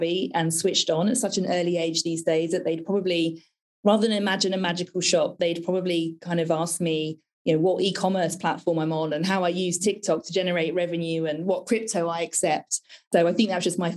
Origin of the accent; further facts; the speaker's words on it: United Kingdom; how British I was